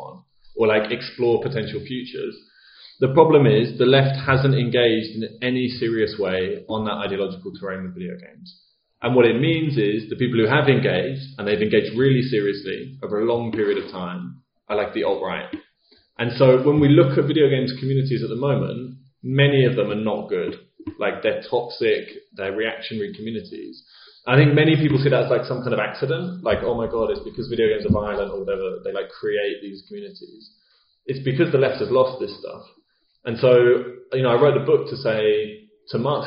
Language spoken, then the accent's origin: English; United Kingdom; as a British person